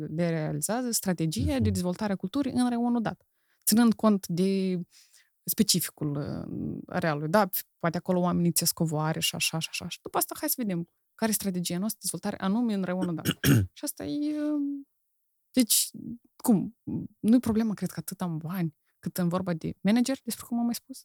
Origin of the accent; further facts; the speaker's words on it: Moldova; accent: Moldovan; moved away; also born or lived in Romania; eu sunt moldovan, pentru că am cultura în mine